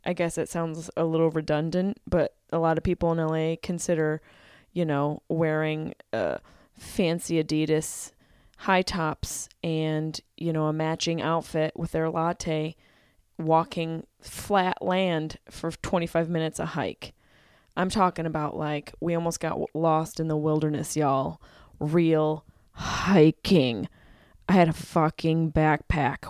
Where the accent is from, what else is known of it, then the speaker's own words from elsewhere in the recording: Syracuse, New York, United States; I'm from Syracuse, New York